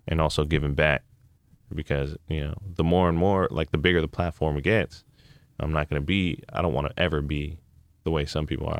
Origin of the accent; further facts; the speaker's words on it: Hayward, California, United States; I grew up in California